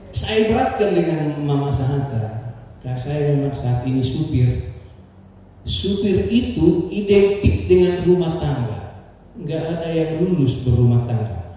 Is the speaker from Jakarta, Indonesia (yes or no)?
no; North Sumatra, Indonesia; Nah, menambah. Jadi Pak Pendeta, eh, kami ini orang Batak.